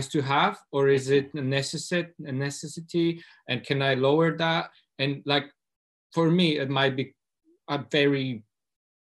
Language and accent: English; Poland; moved away as an adult; now in Scotland, United Kingdom; I come from Poland, from a working class family, low income, and I came to Scotland 10 years ago